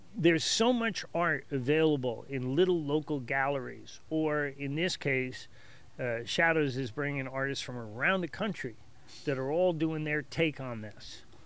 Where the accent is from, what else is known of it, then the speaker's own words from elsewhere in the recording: Hicksville, New York, United States; also born or lived in Perth Amboy, New Jersey; I consider myself a Hicksvillian. I've been there since about the age of eleven